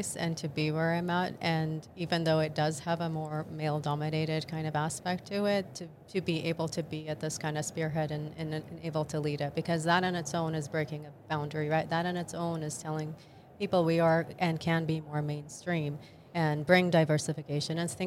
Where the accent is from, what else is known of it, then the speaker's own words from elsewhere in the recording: Jordan; moved away; I actually was born and raised in the Middle East, and specifically in Jordan